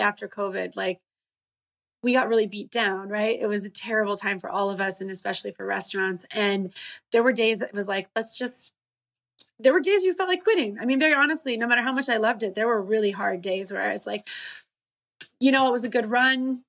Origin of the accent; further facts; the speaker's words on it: United States; these American hubs of you know Lebanese community in like the Toledo Detroit area um, is where all my family stayed